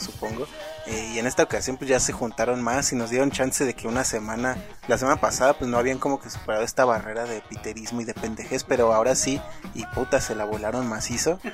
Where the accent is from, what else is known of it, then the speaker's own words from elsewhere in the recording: Mexico; somos mexicanos